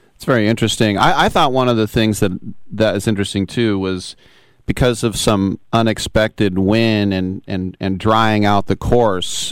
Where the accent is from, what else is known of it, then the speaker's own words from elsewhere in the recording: United States; I'm American.